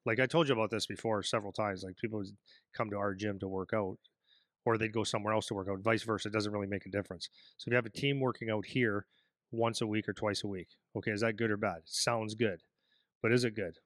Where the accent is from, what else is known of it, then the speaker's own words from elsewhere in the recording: Sudbury, Ontario, Canada; moved away as an adult; now in Windsor, Canada; I come from Sudbury, Ontario.